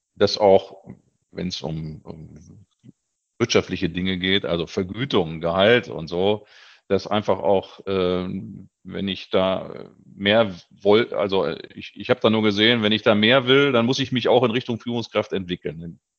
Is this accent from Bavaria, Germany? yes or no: no; Göttingen, Lower Saxony, Germany; moved away; also born or lived in Hannover; ich bin geborener Niedersachse, bin auch also nicht aus dem Ruhrgebiet, sondern äh, in Göttingen geboren, habe dann äh, 20 Jahre in Hannover gelebt